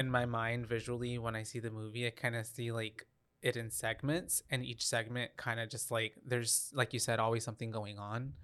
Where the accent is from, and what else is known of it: Texas, United States